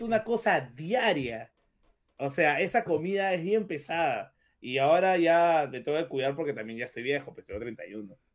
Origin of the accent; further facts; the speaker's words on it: Peru; tú como peruano